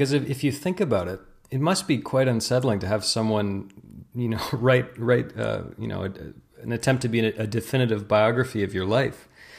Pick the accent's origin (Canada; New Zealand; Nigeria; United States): Canada; as a Canadian